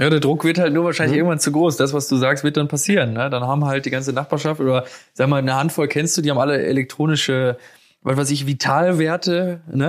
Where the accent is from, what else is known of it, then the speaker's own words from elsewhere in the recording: Germany; bei uns in Deutschland